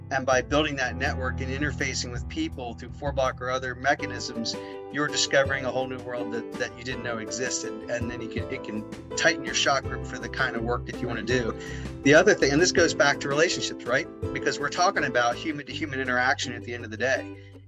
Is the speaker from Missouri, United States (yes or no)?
yes; Missouri, United States; No, because we're from Missouri.